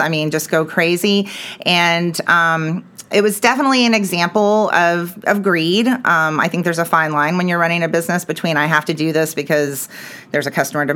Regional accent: Dallas, Texas, United States; also born or lived in Clifton, Texas; But Dallas was always home. We always had a place here. My parents worked here. And so I spent a lot of time in Dallas and came right back up here after I graduated

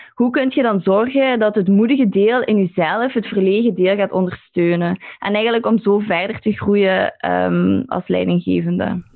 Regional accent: Belgium; moved away as an adult; also born or lived in London; als Belg

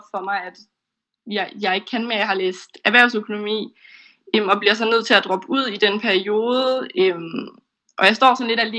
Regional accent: Esbjerg, Southern Denmark, Denmark; now in Aarhus, Denmark; Øhm, og min familie hjemme i Esbjerg, som jeg var flyttet fra.

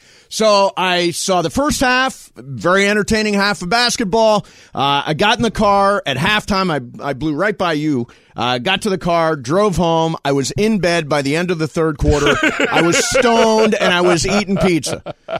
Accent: Midwest, United States; accent: Midwest

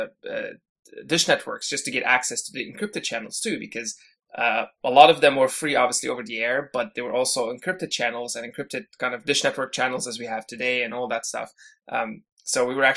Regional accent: Syria; moved away as an adult; now in Canada; I actually was born and raised in Syria before I came to Canada, and pretty much spent my entire youth in Syria. I think I came to Canada around when I was 19 or 20

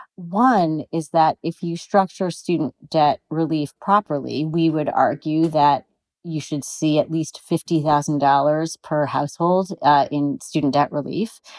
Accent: California, United States; I'm a Californian

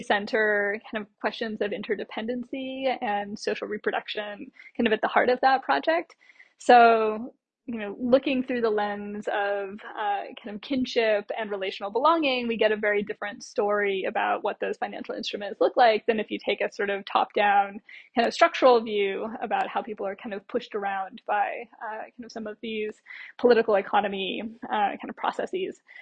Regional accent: United States; moved away as an adult; also born or lived in Latin America; now in Australia; as an American or sort of US based uh, kind of academic moving first to Latin America and then to Australia

